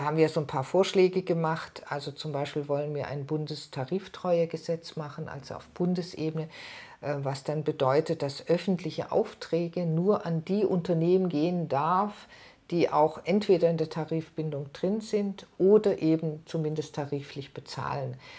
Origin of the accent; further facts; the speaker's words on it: Germany; bei uns in Deutschland